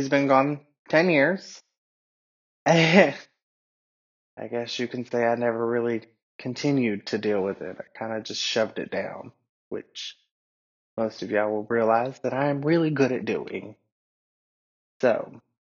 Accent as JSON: {"language": "English", "town": "Atlanta", "region": "Georgia", "country": "United States", "tie": "born or raised there", "first_language": "English", "moved": "yes", "lives_now": "Asheville, United States", "said": "I grew up in Atlanta"}